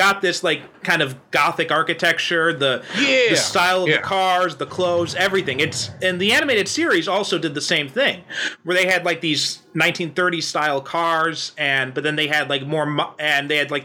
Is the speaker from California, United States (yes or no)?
no; Chicago, Illinois, United States; now in Japan; I'm from Chicago